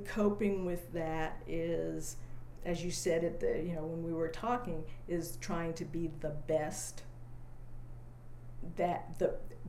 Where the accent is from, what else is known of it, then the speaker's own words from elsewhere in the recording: Austin, Texas, United States; well, where are you from? I said, well, I live in Austin. I live on West 9th Street. And they said, no, that's not what we asked. We said, where are your people from? So then I say, well, I grew up there.